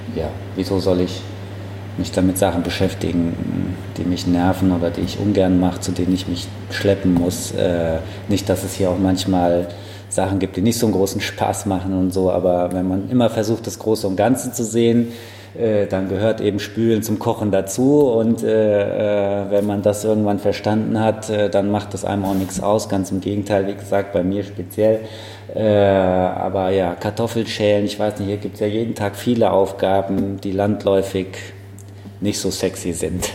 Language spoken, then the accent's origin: German; Frankfurt, Hesse, Germany; Ich bin in der Löwengrasse groß geworden, also es ist wirklich äh, ja, mein Stadtteil